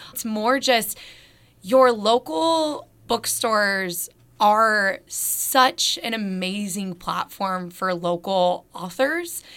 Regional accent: Northwest Arkansas, United States; I am born and raised in Northwest Arkansas

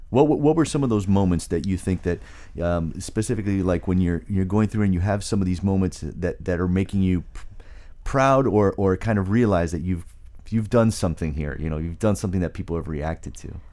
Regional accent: South Florida, United States; moved away; who grew up in South Florida and left

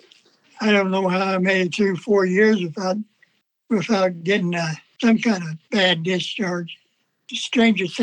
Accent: Atchison, Kansas, United States; I'm from Atchison, Kansas, Italian and or Austrian

